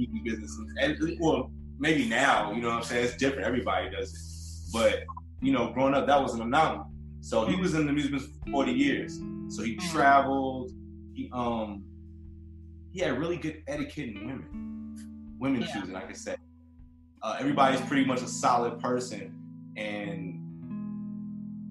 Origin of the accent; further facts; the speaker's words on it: Chicago, Illinois, United States; moved away; also born or lived in Detroit; I'm from Chicago.